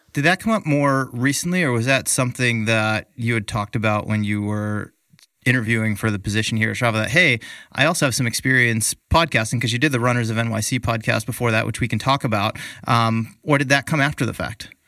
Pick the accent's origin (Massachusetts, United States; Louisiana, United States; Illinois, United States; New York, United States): Massachusetts, United States; outside of Boston; moved away as an adult; also born or lived in Worcester; now in California, United States; I grew up outside of Boston